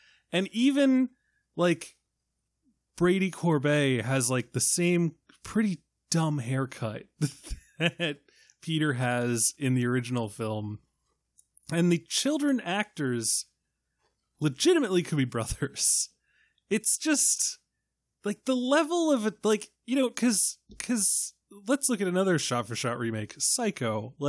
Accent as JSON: {"language": "English", "country": "Ireland", "said": "I don't know what to do with an umlaut. I'm Irish."}